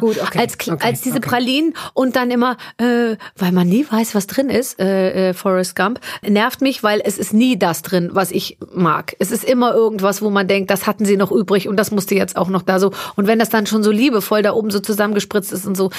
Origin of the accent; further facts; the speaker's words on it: Munich, Bavaria, Germany; ich bin 74 München. geboren in München und wir sind dann äh, äh, in so einen Vorort gezogen, äh, als ich als ich sechs war.